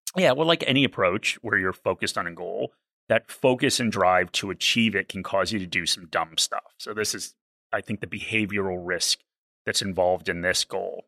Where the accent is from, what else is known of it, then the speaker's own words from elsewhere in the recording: East Coast of the US, United States; I'm from the East Coast of the U S.